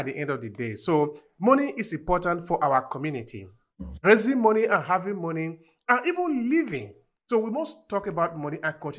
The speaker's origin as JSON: {"language": "English", "country": "Nigeria", "tie": "born or raised there", "moved": "as an adult", "lives_now": "Italy", "said": "I was born in Nigeria. I grew up there until the age of 24. I came here, of course, nobody put a chain on my neck to come to Italy. I came on my own."}